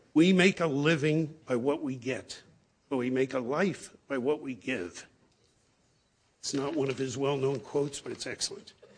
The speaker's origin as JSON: {"language": "English", "area": "Broward County", "region": "Florida", "country": "United States", "tie": "born or raised there", "said": "I grew up in Broward County, elementary school, high school"}